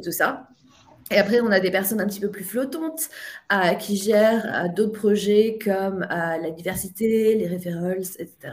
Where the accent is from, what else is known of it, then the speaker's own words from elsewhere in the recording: France; now in Ireland; je suis française, mais j'habite en Irlande